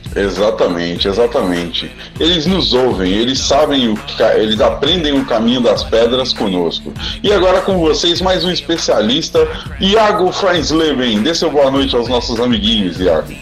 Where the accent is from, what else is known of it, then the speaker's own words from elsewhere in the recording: Brazil; Nós somos brasileiros